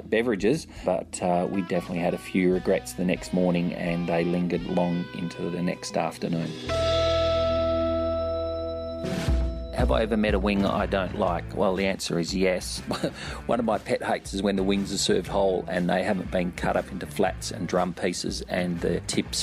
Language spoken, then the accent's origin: English; Perth, Western Australia, Australia; born or raised there; moved away as an adult; also born or lived in London, United Kingdom; now in Sydney, Australia